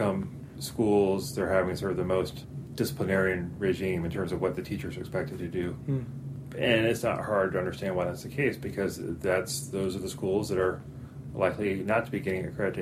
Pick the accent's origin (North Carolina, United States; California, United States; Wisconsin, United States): North Carolina, United States; Chapel Hill; I grew up in Chapel Hill, North Carolina, went to public schools all the way through